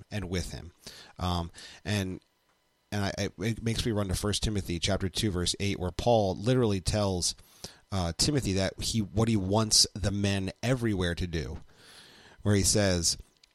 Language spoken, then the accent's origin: English; United States; I am an American